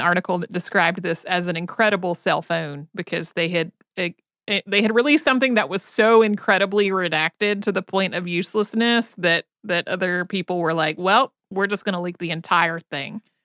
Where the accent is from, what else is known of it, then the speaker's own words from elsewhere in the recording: Winston-Salem, North Carolina, United States; also born or lived in Asheville, North Carolina; I grew up outside of Winston-Salem, North Carolina